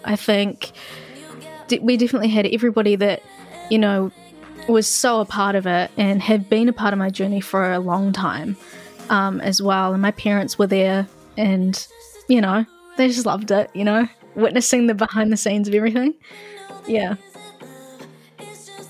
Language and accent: English; Christchurch, Canterbury, New Zealand; I really enjoyed growing up in Christchurch, and Christchurch as a whole is a lot more of a calm vibe